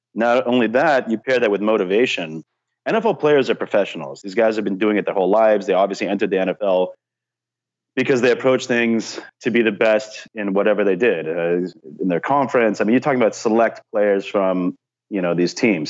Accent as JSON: {"language": "English", "region": "Southern California", "country": "United States", "said": "I'm from Southern California"}